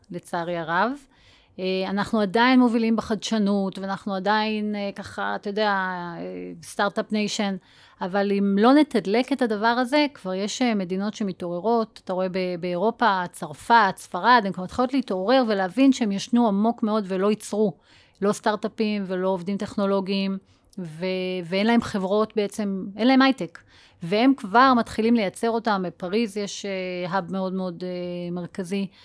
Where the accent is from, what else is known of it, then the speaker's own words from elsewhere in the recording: Northern District, Israel; אני גדלתי בגולן